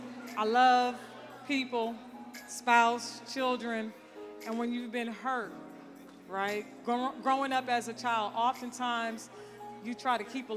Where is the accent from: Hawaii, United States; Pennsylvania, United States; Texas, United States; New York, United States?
Texas, United States; San Antonio; San Antonio